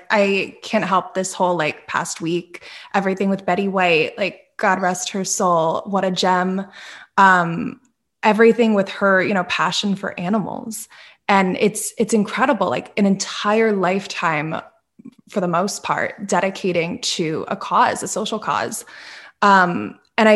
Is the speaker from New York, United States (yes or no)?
no; Northeastern Pennsylvania, United States; I grew up in Northeastern Pennsylvania